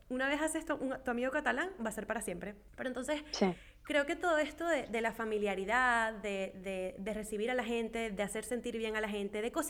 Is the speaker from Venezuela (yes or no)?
yes; Venezuela; moved away; venezolano fuera de Venezuela, en el caso de nosotras que somos venezolanas.